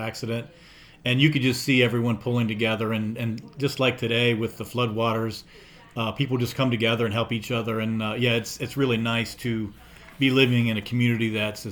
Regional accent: Coolville, Ohio, United States; I was born and raised in Coolville, Ohio.

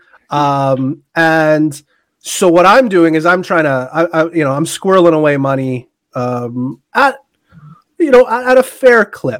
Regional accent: Canada; Forget I'm Canadian.

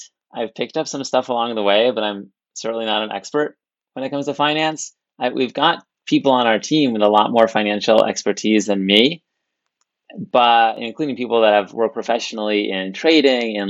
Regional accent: California, United States; I was born in California, went to Stanford to study computer science

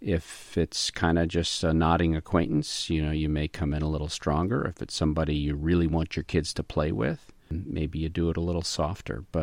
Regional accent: the South, United States; I'm from the South and we don't knock

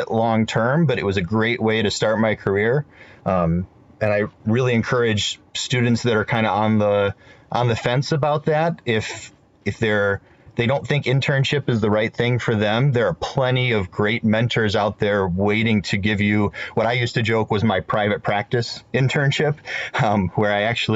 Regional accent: Midwest, United States; also born or lived in Florida; I'm from the Midwest

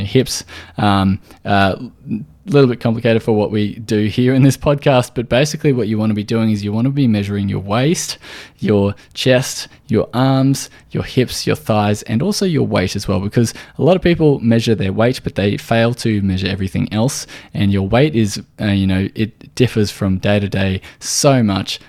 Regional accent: Australia

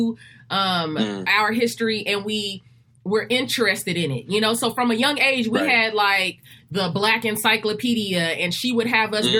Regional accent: Los Angeles, California, United States; also born or lived in Compton, California / Rialto, California / San Bernardino, California; So I was born here in California, in Los Angeles, California. For the first 7 years of my life, I was between Compton and Rialto, California.

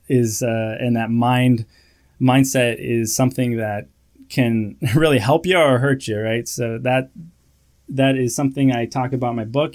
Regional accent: California, United States; moved away as an adult; also born or lived in Iowa; I grew up in California

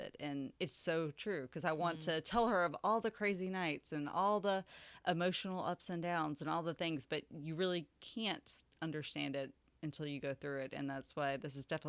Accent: Atlanta, Georgia, United States; moved away as an adult; now in Savannah, United States; I currently live in Savannah. I'm from the Atlanta area in Georgia

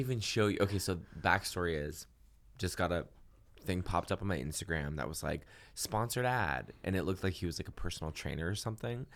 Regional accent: Massachusetts, United States; now in Los Angeles, United States; growing up in Massachusetts

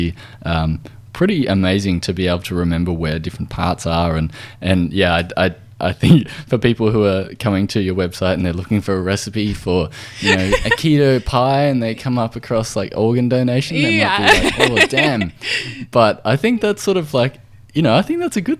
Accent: Australia

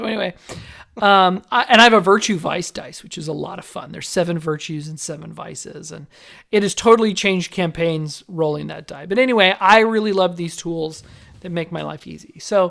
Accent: Las Vegas, Nevada, United States; See, I grew up in Las Vegas where everybody's trying to front themselves, right?

